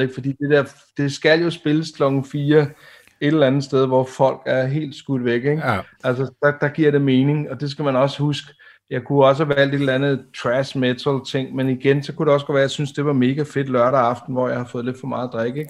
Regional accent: Denmark; som dansker

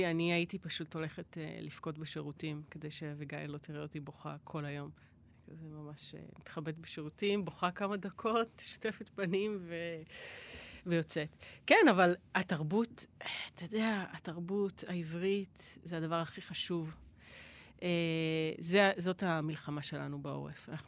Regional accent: Kfar Saba, Central District, Israel; איפה שהבית של ההורים שלי וכל האזור הזה בכפר סבא

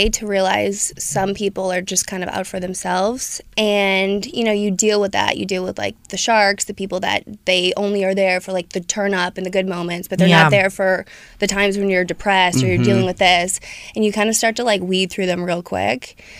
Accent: Pennsylvania, United States; So we're from Pennsylvania, really small town, Irish Catholic.

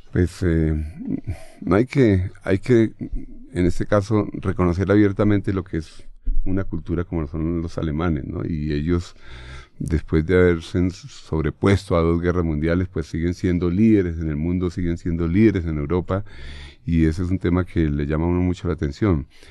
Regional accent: Bogotá, Colombia; Yo nací en el barrio San Antonio, ahí hay una placa, incluso donde yo nací

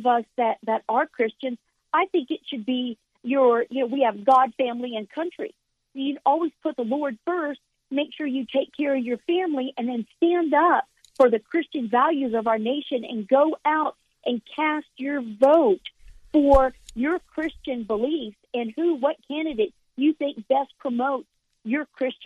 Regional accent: Central Florida, United States; moved away as an adult; now in Oklahoma, United States; I was born and raised in Florida and in Central Florida.

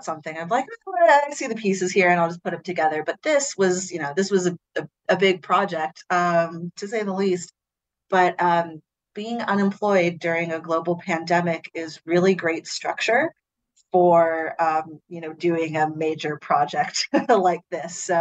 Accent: San Francisco, California, United States; moved away as an adult; now in Brooklyn, United States; growing up in San Francisco

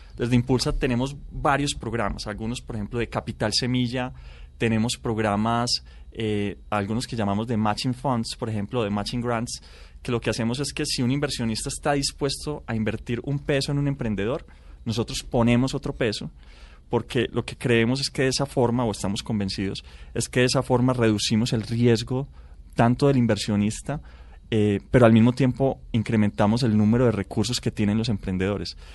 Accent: Colombia; nosotros necesitamos cinco colombianos para producir lo que produce un americano

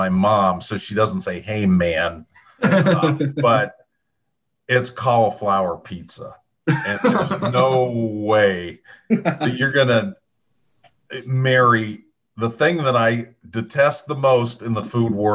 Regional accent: Cleveland, Ohio, United States; I'm from Ohio

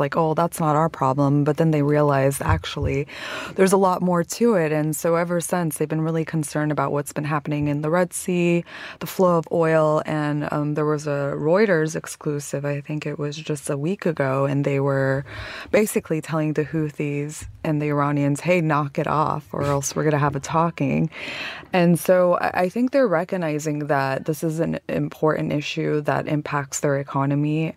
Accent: United States; as an American

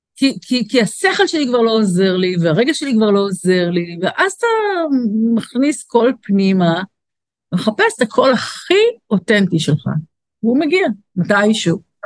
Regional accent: Israel

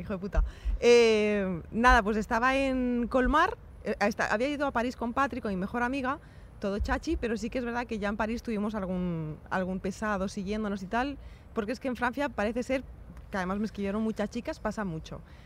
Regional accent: Spain; soy una chica española

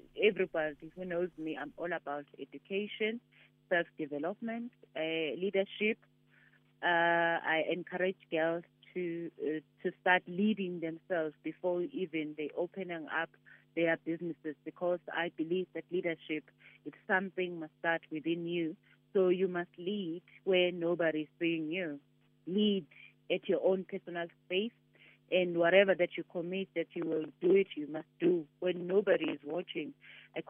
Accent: KwaZulu-Natal, South Africa; I'm originally from Kwanongoma in Kwazulu-Natal, and Kwanongoma is known as one of the deepest, you know, rural areas.

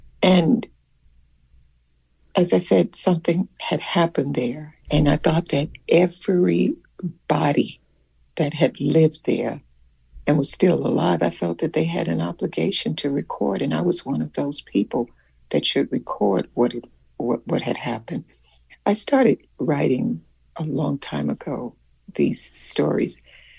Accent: Selma, Alabama, United States; because there was something that had happened in my hometown where I lived in Selma, Alabama.

